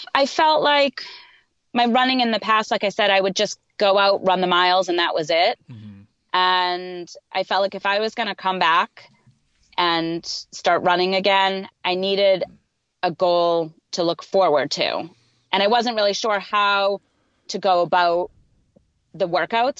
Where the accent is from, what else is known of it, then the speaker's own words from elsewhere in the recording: Boston, Massachusetts, United States; I'm also from the Boston area, so it's it's just a it's a really cool a really cool thing to know that when I used to go and watch the Boston Marathon growing up